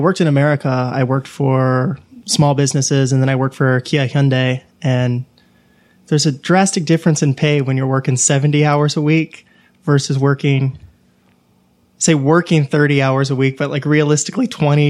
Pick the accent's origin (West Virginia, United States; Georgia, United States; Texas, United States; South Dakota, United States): Georgia, United States; Atlanta; Nope, from Atlanta, Georgia.